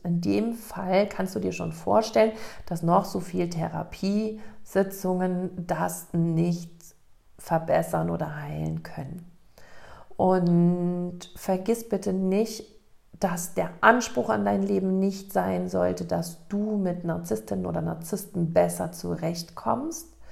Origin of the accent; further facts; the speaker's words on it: Germany; in Lech, in meiner Heimatstadt